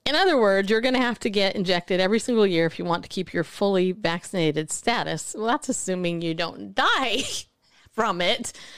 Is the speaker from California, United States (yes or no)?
yes; Southern California, United States; I grew up in Southern California